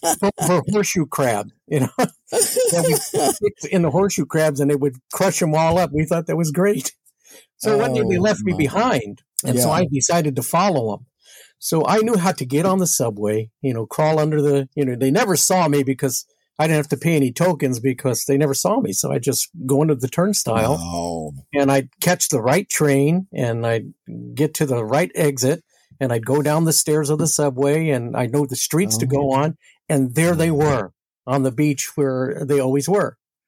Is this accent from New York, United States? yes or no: yes; New York, United States; You know, walking out of my house in New York was a chore because we lived on the 14th floor of an apartment building.